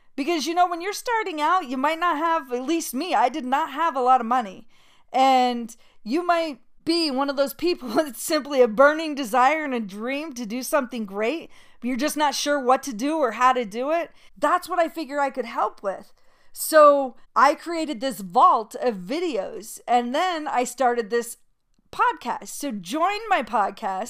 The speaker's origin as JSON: {"language": "English", "region": "Utah", "country": "United States", "tie": "born or raised there", "also_born_or_lived": "New York", "moved": "as an adult", "said": "I grew up in Utah"}